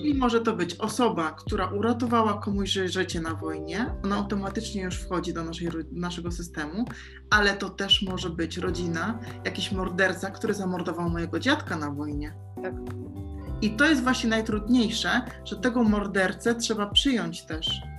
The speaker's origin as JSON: {"language": "Polish", "country": "Poland", "moved": "as an adult", "lives_now": "Mallorca, Spain", "said": "dlaczego ja wyjechałam z Polski"}